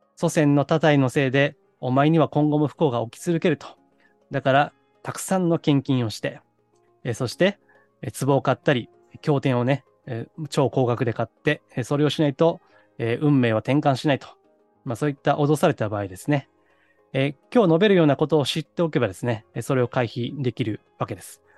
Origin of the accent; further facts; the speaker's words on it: Osaka, Japan; moved away; 実家、私は大阪なんですけどね